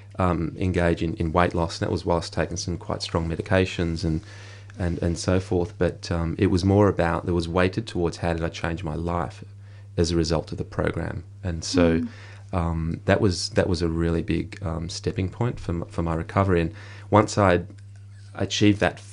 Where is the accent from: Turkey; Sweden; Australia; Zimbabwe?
Australia; as a male growing up in the Australian society